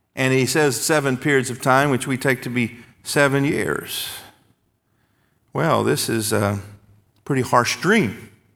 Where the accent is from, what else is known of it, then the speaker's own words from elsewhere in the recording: the South, United States; When I was a boy growing up in Baptist churches in the South